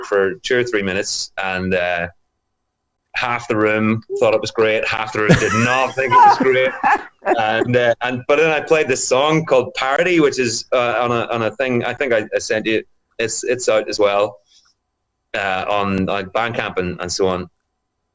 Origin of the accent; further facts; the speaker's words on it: Bangor, Northern Ireland, United Kingdom; born and raised in Northern Ireland in my hometown here in Bangor.